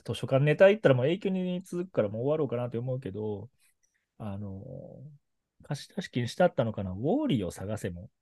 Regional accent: Kobe, Hyogo, Japan; 僕は神戸出身なんだけど

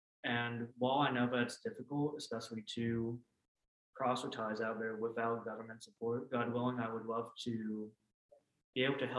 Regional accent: Vietnam; born there; whereas I was born in Vietnam, which is the unified North.

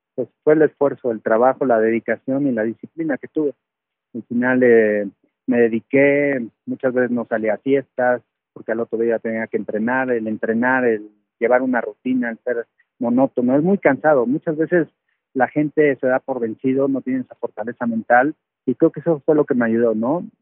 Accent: Mexico City, Mexico; moved away as an adult; also born or lived in Puebla / Texas, United States; yo soy de la Ciudad de México, me voy a vivir a Puebla

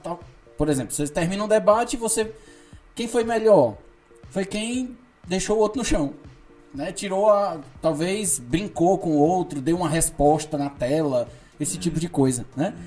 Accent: Ceará, Brazil; nós somos cearenses

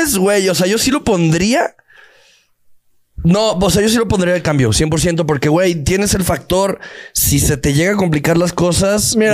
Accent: Guadalajara, Jalisco, Mexico; nací en- nací en Guadalajara, nací en Guadalajara

